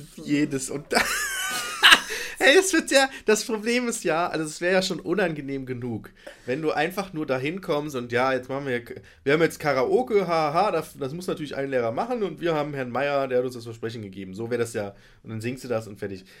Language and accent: German; Nettetal, North Rhine-Westphalia, Germany; ich komme aus Breil